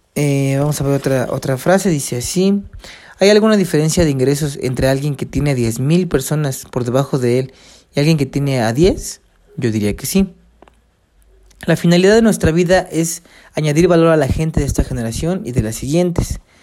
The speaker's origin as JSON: {"language": "Spanish", "country": "Mexico", "said": "yo soy mexicano"}